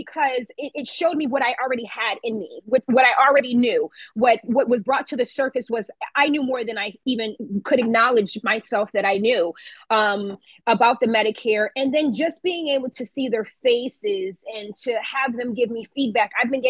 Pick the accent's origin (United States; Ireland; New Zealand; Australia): United States; Waterbury, Connecticut; But yeah, we are proud to say that we're born and raised in Waterbury, Connecticut.